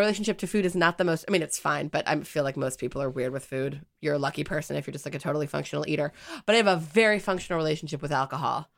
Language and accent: English; United States; as an American